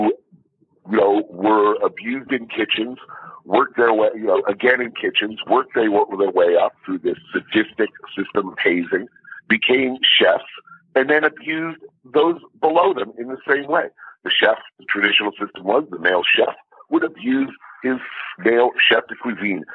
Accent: New York, United States; I'm from New York

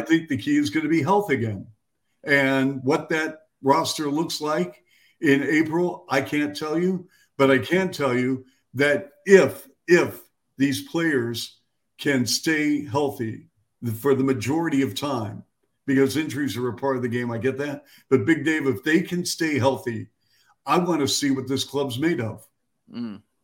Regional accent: Seattle, Washington, United States; now in Chicago, United States; my hometown of Seattle

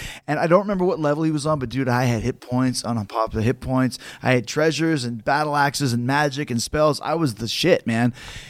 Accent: Canada; we're from Canada

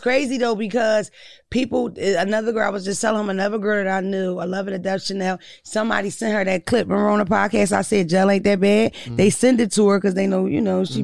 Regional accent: Philadelphia, Pennsylvania, United States; I'm definitely from Philadelphia.

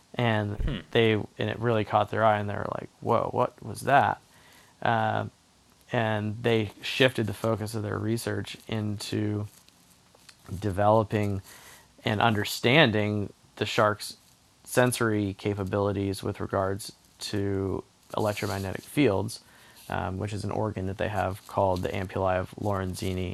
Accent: Charleston, South Carolina, United States; growing up in Charleston, South Carolina

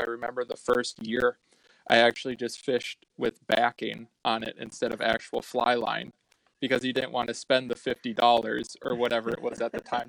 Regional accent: Black Earth, Wisconsin, United States; I grew up in Black Earth, Wisconsin, so the Black Earth Creek runs through there.

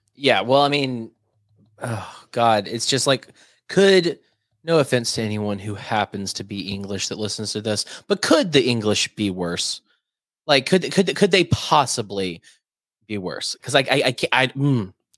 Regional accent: United States; I'm an American

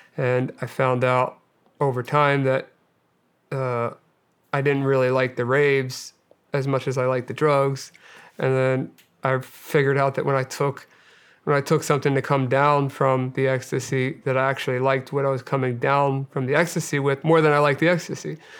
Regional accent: Delaware County, Pennsylvania, United States; I grew up outside of, uh, right outside of West Philadelphia in, uh, Delaware County, Pennsylvania

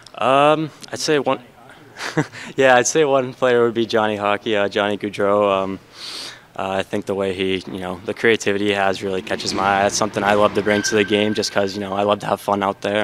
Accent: United States; me being an American

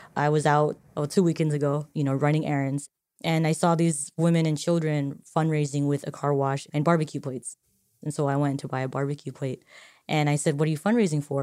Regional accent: Marshall Islands; I'm from the Marshall Islands.

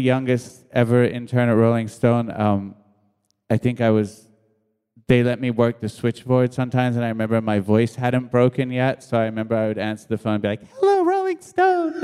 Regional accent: New York, United States; also born or lived in England; I was born in England many years ago, and, uh, and then my mom and dad, uh, my mom and dad split, and we moved to New York with my, with my mom

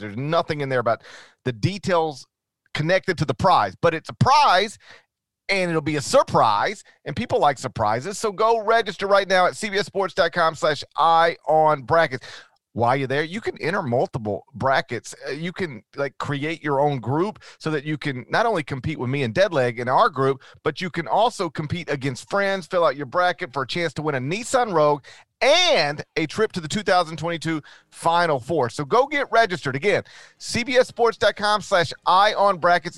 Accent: Memphis area, Tennessee, United States; I grew up on Highway 51

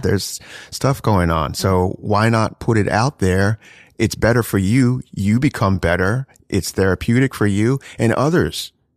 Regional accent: New Jersey, United States; also born or lived in South Florida; now in New York City, United States; I grew up in South Jersey, so it's kinda like, you know, these white kids.

